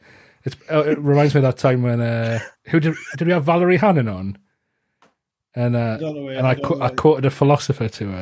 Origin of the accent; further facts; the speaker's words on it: Gateshead, North East England, United Kingdom; I'm from Gateshead in the northeast of England